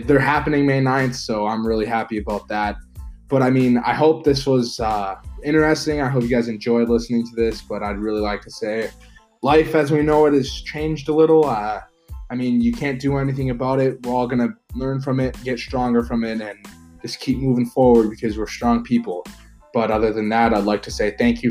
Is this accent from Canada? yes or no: yes; Canada; also born or lived in United States; I am from Canada, and I do go to school in the US